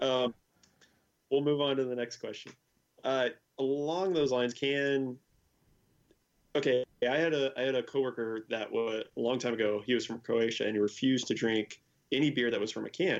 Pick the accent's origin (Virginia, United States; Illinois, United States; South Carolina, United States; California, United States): California, United States; El Segundo; my hometown is El Segundo